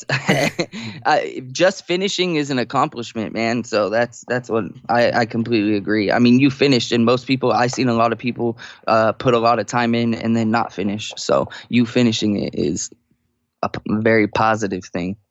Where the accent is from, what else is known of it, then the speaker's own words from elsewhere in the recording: Sacramento, California, United States; moved away as an adult; now in San Diego, United States; I was born and raised in Sacramento